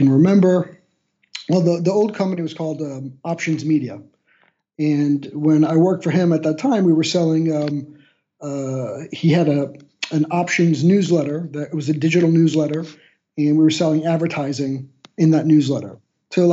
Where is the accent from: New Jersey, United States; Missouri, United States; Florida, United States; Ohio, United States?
Florida, United States; Miami; moved away as an adult; now in Magdeburg, Germany; I am a guy who lives right now in Magdeburg, Germany, but I'm originally from Miami, Florida